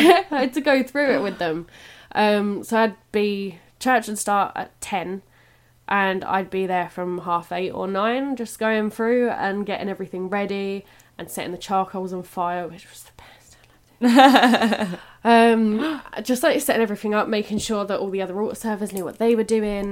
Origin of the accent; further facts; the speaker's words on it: England, United Kingdom; also born or lived in Ireland / Whitechapel, London; I was born over here, and then we went back to Ireland and moved back over to England when I was about 8 years old